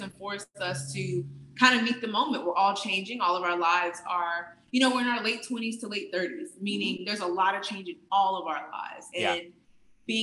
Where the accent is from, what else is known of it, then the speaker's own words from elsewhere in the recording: Midwest, United States; moved away; also born or lived in Atlanta, Georgia; I'm from the Midwest by way of Atlanta